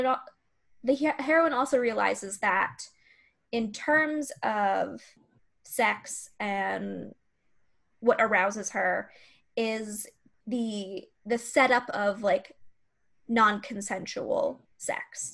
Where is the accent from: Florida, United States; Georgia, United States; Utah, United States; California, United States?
Florida, United States; I'm from Florida